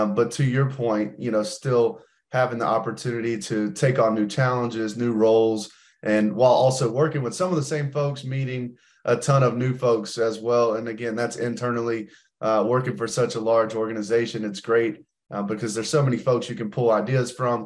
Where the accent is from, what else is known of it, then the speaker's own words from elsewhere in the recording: Greenville, South Carolina, United States; born and raised in Greenville, South Carolina